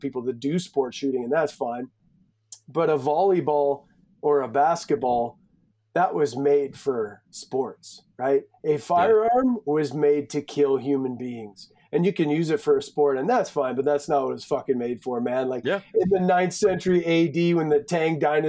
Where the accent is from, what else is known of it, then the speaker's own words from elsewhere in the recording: Edmonton, Alberta, Canada; I was born in Edmonton, lived there for I think 11 years, and then kind of just been a gypsy around rural central Alberta